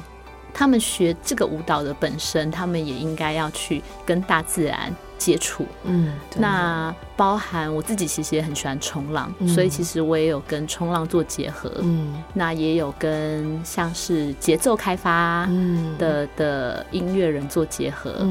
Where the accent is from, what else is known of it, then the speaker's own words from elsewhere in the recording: Yilan County, Taiwan; also born or lived in Luodong / Taipei; 因为我是宜兰人